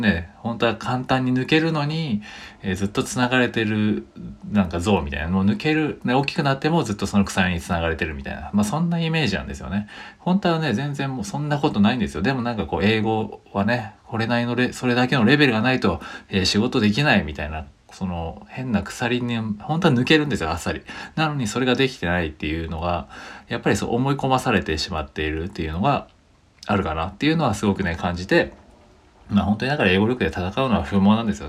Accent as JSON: {"language": "Japanese", "country": "Japan", "first_language": "Japanese", "said": "僕らは日本語のネイティブですけど"}